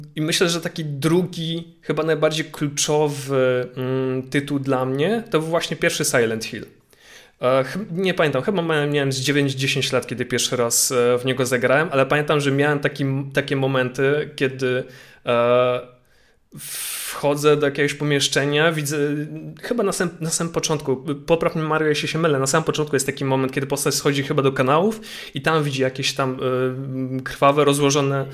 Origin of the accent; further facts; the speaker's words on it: Łódź, Łódź Voivodeship, Poland; mojej rodzinnej miejscowości, czyli do Łodzi